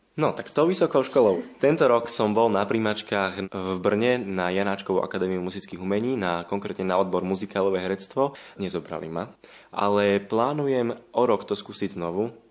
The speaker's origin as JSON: {"language": "Slovak", "town": "Jelka", "region": "Trnava Region", "country": "Slovakia", "said": "som z Jelky"}